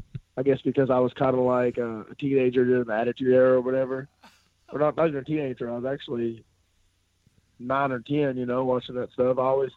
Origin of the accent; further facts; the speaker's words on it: Kentucky, United States; I'm from Kentucky, and while a lot of people look down on it, I started it as a backyard wrestler because I was a big wrestling fan.